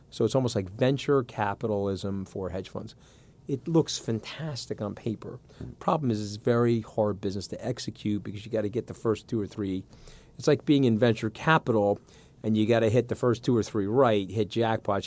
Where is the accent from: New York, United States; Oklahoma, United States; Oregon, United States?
New York, United States; Long Island; also born or lived in Port Washington; I grew up on Long Island